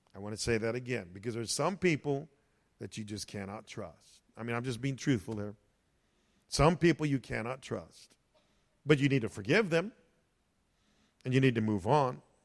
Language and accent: English; United States; As Americans